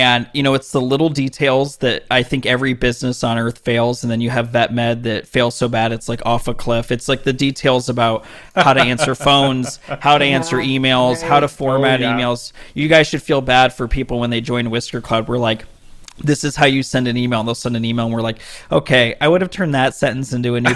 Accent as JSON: {"language": "English", "town": "Las Vegas", "region": "Nevada", "country": "United States", "tie": "born or raised there", "moved": "as an adult", "lives_now": "Denver, United States", "said": "I'm a guy from Las Vegas, born and raised there"}